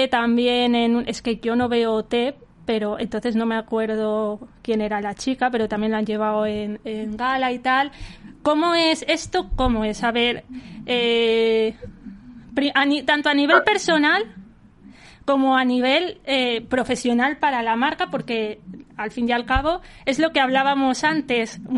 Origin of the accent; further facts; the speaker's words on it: Valencian Community, Spain; Yo soy valenciana.